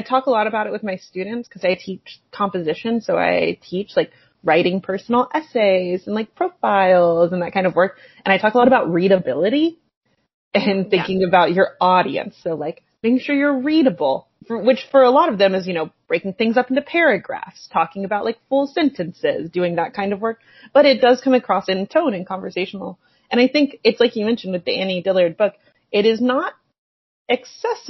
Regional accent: West Virginia, United States; I'm from West Virginia

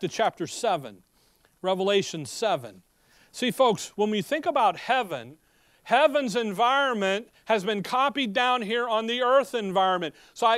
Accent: Chicago, Illinois, United States; When growing up in Chicago, they have forest preserves throughout the city, so that the city people know what a tree and grass look like.

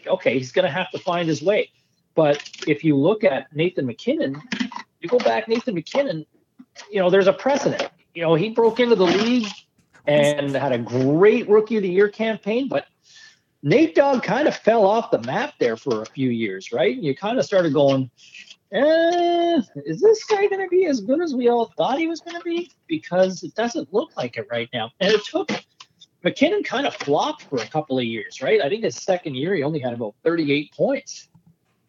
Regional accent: Ottawa, Ontario, Canada; living in Southern Ontario for so many years, growing up in Ottawa originally

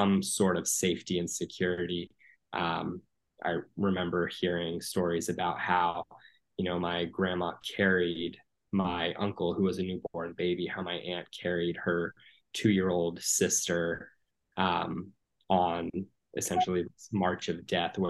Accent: United States; I grew up here in the States. I'm a first generation Palestinian American

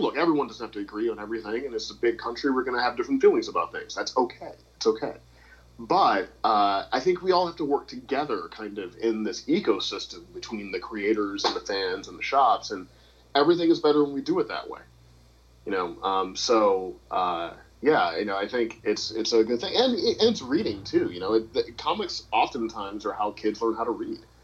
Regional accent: St. Louis, Missouri, United States; I'm from St. Louis

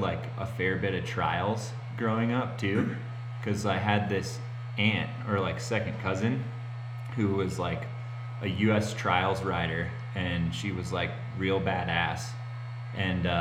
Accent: Gunnison, Colorado, United States; moved away as an adult; also born or lived in Utah; I grew up in Gunnison, Colorado

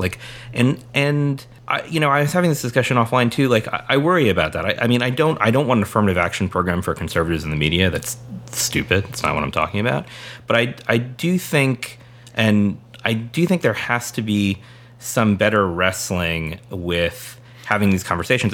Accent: San Diego, California, United States; moved away; Jerry and I grew up in San Diego

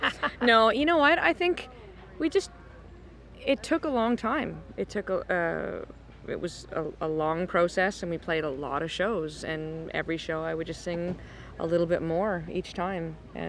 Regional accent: Cape Breton, Nova Scotia, Canada; now in Toronto, Canada; I grew up in Cape Breton, and I straight up listened to traditional Scottish and Irish fiddle until I was about 17.

